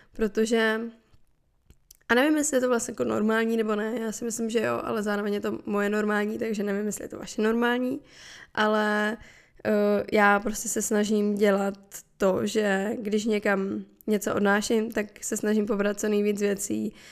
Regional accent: Moravia, Czechia; u nás na Moravě se říká

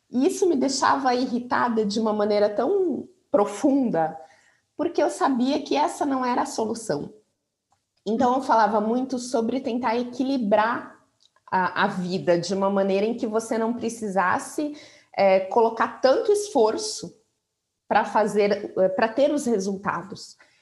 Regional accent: Curitiba, Paraná, Brazil; moved away as an adult; also born or lived in São Paulo; voltei para Curitiba, eu sou de Curitiba, nessa época eu estava em São Paulo

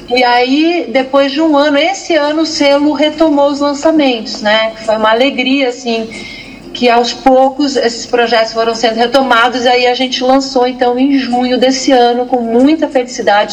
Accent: São Paulo, Brazil; sou paulistana e estou aqui, enfurnada aqui

